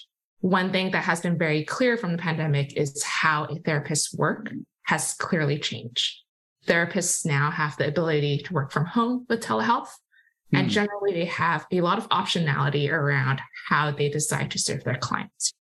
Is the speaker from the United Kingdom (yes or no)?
no; Hong Kong; also born or lived in Massachusetts, United States; now in Bay Area, United States; I grew up in Hong Kong